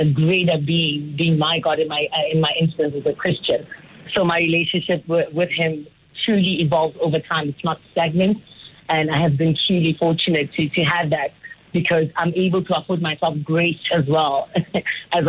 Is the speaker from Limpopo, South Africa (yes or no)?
yes; Phalaborwa, Limpopo, South Africa; I grew up in Palabora and from a township in Namakhale as well.